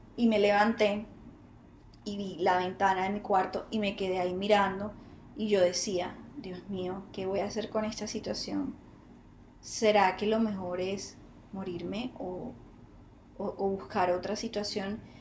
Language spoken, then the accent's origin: Spanish; Colombia; Bogotá, Barranquilla, Bogotá, Bogotá, Buenaventura, aquí en mi país